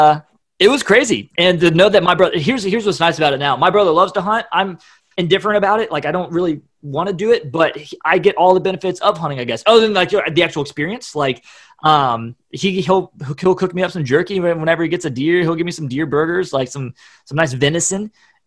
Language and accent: English; Columbus, Ohio, United States; People say it sounds like I'm from the north when I tell them I'm from Ohio.